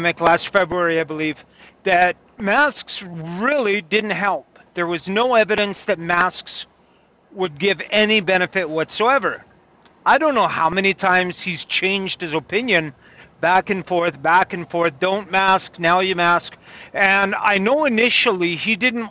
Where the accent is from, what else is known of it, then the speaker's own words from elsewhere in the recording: Kamloops, British Columbia, Canada; my hometown, Kamloops